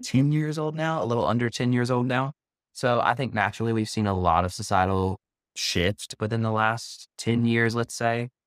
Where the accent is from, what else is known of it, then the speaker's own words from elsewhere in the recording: the South, Southern United States, United States; accent: Southern; now in New York, United States; my Southern accent